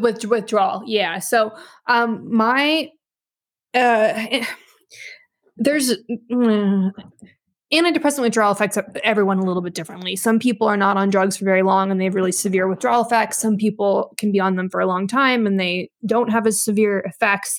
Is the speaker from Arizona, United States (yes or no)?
no; Nevada, United States; moved away as an adult; also born or lived in New York / Vancouver, Canada; I'm in Nevada now. I grew up here